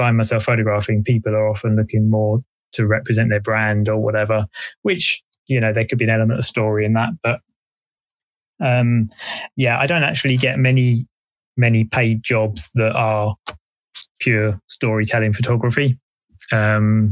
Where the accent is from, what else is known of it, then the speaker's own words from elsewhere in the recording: Essex, East of England, United Kingdom; also born or lived in Wales; now in Bristol, United Kingdom; I grew up in Essex